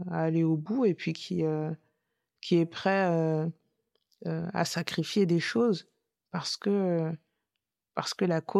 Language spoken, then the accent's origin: French; France; Je suis française, point.